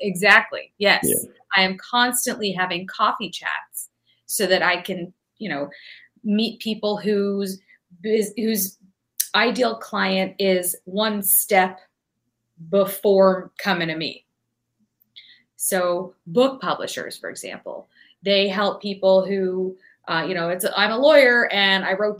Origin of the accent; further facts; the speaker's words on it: Toronto, Ontario, Canada; moved away as an adult; also born or lived in Houston, Texas, United States; now in United States; Born in Houston, Texas, moved to Toronto, Canada when I was 2 weeks old. So I grew up in Canada. I consider myself Canadian, but then I've been living in America for 20 years. So I'm really just both. I'm just everything. I'm North American.